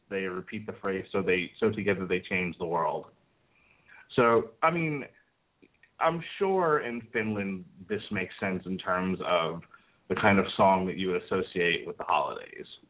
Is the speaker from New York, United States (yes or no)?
yes; New York, United States; moved away as an adult; also born or lived in Florida; I grew up in New York, and none of the homes that I lived in in New York, and there were two of them, had fireplaces.